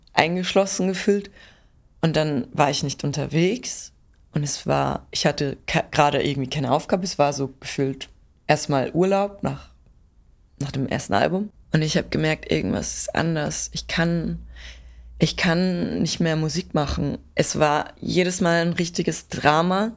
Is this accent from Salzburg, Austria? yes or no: yes; Pinzgau, Salzburg, Austria; Ich komme aus dem Pinzgau in yeah. Salzburg.